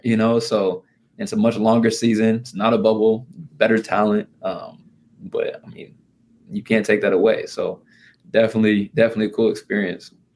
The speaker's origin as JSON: {"language": "English", "region": "Indiana", "country": "United States", "said": "I'm from Indiana."}